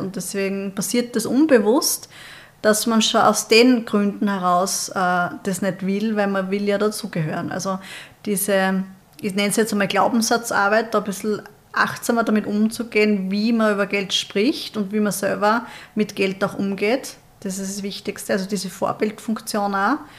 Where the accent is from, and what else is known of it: Austria